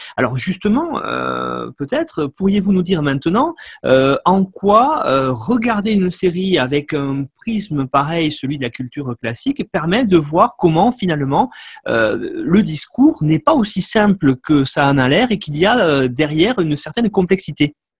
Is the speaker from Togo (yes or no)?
no; France; chez nous en France